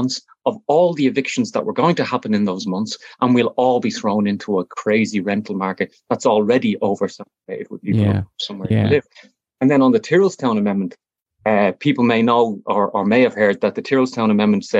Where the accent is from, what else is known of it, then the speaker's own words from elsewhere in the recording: Dublin, Leinster, Ireland; I'm originally from Fatima Mansions Flats